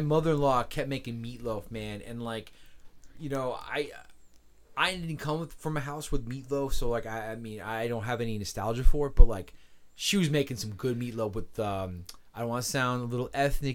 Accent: United States; being an American

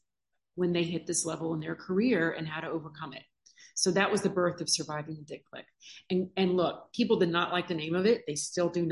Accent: Baton Rouge, Louisiana, United States; I'm originally from Baton Rouge, Louisiana, grew up on LSU football

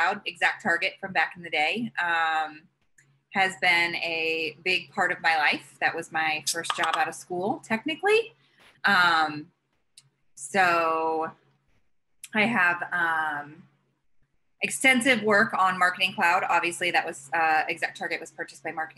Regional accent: Indianapolis, Indiana, United States; moved away; growing up in Indiana and having Indianapolis

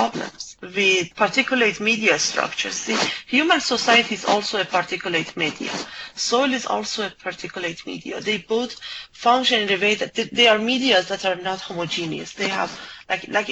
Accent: Iran; moved away as an adult; I grew up in Iran after the revolution

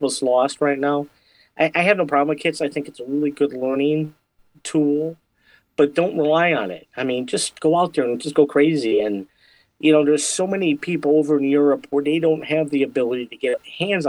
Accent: Michigan, United States; I am from Michigan

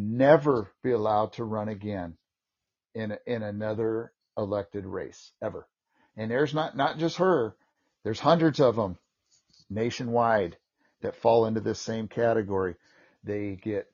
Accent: California, United States; I'm from California

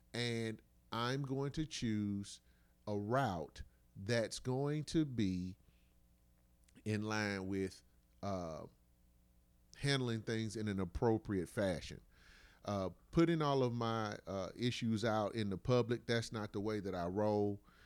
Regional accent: United States; those of us who have been born and raised in America

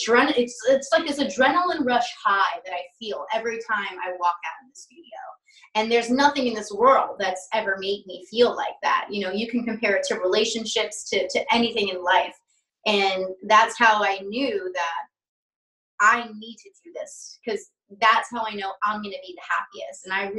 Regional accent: New York, United States; accent: Long Island; Cause when I was younger, I had a crazy Long Island accent like that.

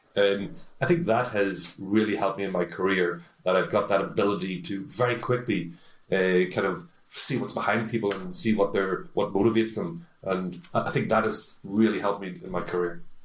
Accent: Northern Ireland, United Kingdom; also born or lived in Newcastle upon Tyne, England; now in Denmark; I'm an Irishman, come from the north of Ireland.

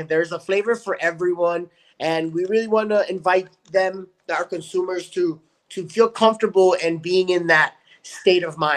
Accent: El Paso, Texas, United States; moved away as an adult; now in California, United States; my hometown of El Paso, Texas

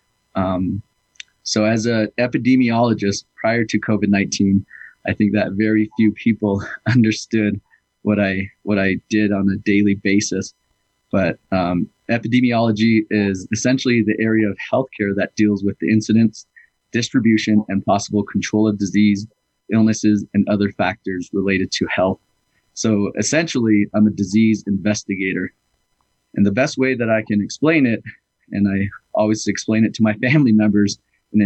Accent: Navajo, New Mexico, United States; also born or lived in Beaverton, Oregon; now in St. Michaels, United States; I'm originally from Navajo, New Mexico, but currently live in St. Michael's at the moment

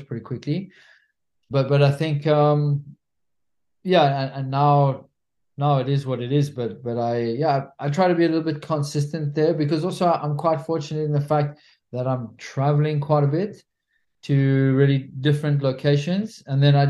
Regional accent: South Africa; also born or lived in France; now in Spain; I'm a South African national living in Spain

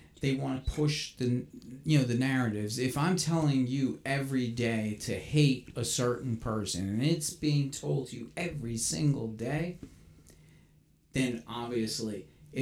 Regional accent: New York City, New York, United States; I grew up in New York City. That's where I was born and raised.

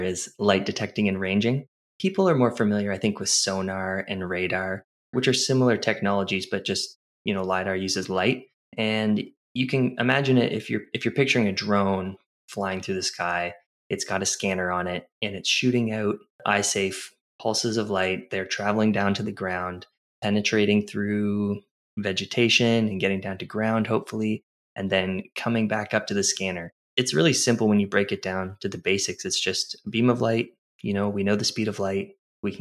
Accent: New Brunswick, Canada; I did a geodesy and geomatics engineering program at the University of New Brunswick here in my hometown

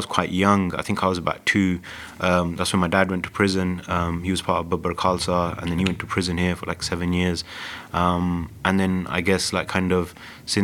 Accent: London, United Kingdom; I grew up in Southall in Havelock Estate

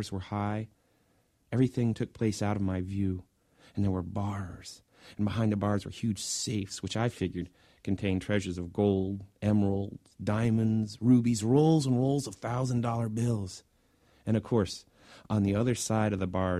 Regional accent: Indianapolis, Indiana, United States; That was the dime store near where I grew up in Indianapolis

